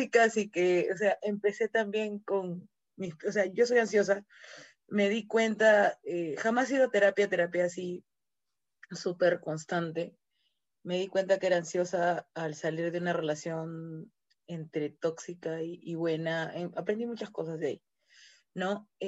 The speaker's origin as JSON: {"language": "Spanish", "country": "Peru", "said": "yo soy peruana"}